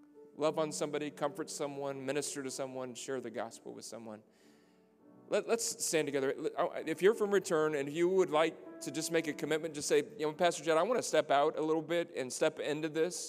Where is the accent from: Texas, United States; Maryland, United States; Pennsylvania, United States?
Texas, United States; South; I'm a cowpoke from South Texas that God saved.